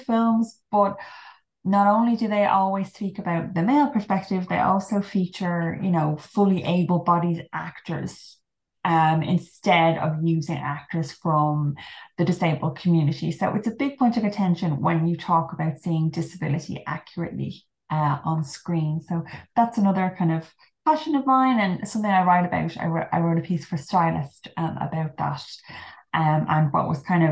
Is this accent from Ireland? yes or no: yes; Ireland; now in London, United Kingdom; I'm Irish, but I'm currently based in London at the moment